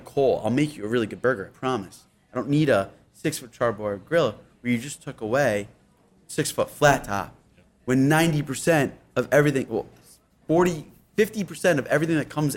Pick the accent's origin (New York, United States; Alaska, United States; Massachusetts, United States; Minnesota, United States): New York, United States; Yorktown; I'm from Yorktown